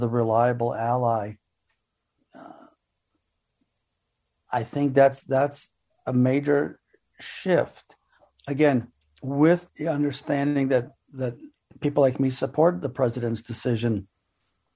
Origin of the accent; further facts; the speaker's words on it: Israel; I'm not from Afghanistan. I'm from Israel